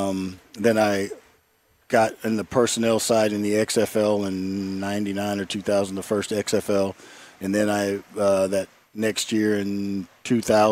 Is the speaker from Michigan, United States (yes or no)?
no; Houston, Texas, United States; I grew up in Houston, Texas